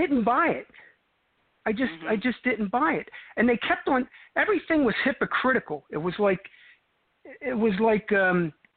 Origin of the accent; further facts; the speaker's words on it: Cherry Hill, New Jersey, United States; accent: New York accent; moved away as an adult; now in Arizona, United States; I grew up right over the bridge from Philadelphia, South Jersey